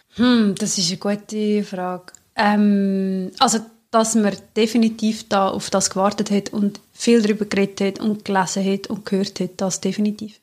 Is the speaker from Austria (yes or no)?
no; Central Switzerland, Switzerland; wir sind ja beide aus der Zentralschweiz, also die Urschweiz